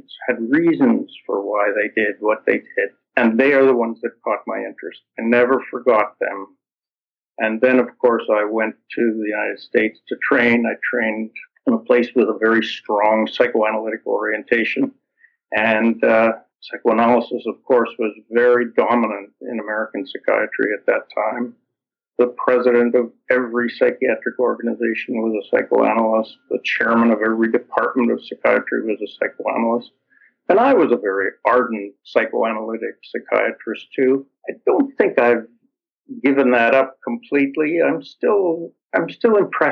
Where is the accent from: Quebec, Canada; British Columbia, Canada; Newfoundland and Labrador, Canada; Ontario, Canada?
Ontario, Canada; Toronto; My parents were immigrants, and I grew up in Toronto, in Canada